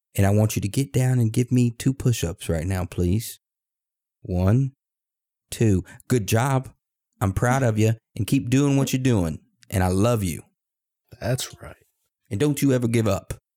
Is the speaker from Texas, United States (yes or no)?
yes; Texas, United States; born or raised there; now in Maine, United States